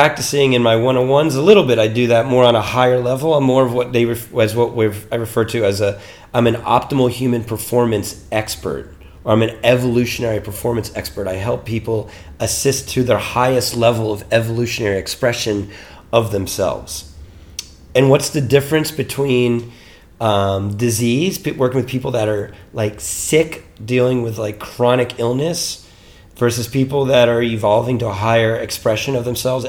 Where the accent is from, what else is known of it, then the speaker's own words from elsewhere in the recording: Mount Holly, New Jersey, United States; moved away as an adult; also born or lived in Boston, Massachusetts / New York / Colorado; I grew up in New Jersey, in the United States, in New Jersey.